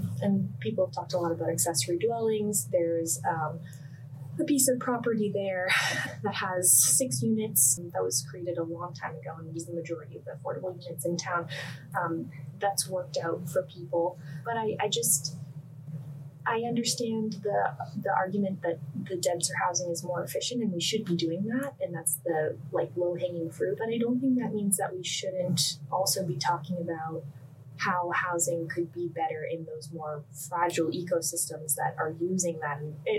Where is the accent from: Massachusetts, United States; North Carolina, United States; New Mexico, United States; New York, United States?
Massachusetts, United States; Cape Cod; now in Rhode Island, United States; I'm from Cape Cod